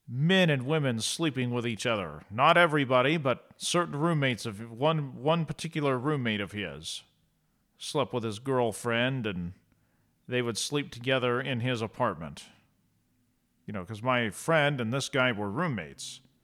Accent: Eastern Oregon, United States; also born or lived in Idaho; I grew up in Eastern Oregon and Idaho

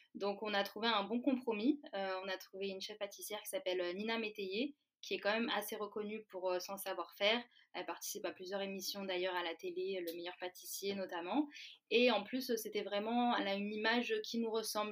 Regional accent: Valence, Auvergne-Rhône-Alpes, France; moved away as an adult; now in Paris, France; de base moi je suis de Valence

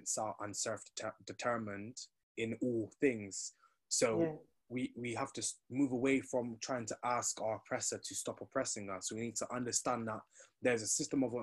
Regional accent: Bristol, South West England, United Kingdom; 22-year-old black Jamaican male, born and bred in Bristol

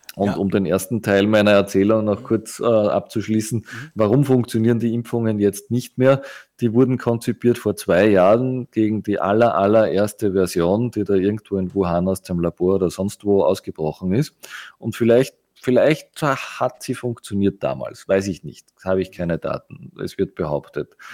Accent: Austria; uns als Österreicher

